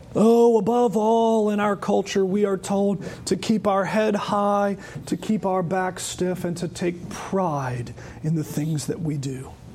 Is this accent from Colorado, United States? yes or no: no; Charlotte, North Carolina, United States; I remember as a child actually growing up in Charlotte